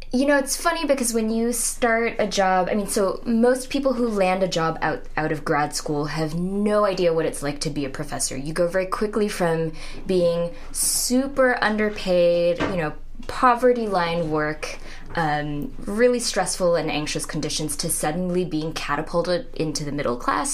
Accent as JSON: {"language": "English", "country": "Singapore", "tie": "born or raised there", "also_born_or_lived": "Minnesota, United States / Poughkeepsie, New York, United States", "moved": "as an adult", "lives_now": "Oberlin, United States", "said": "I grew up, was born and raised in Singapore, and came to the U.S. when I was 19 for college."}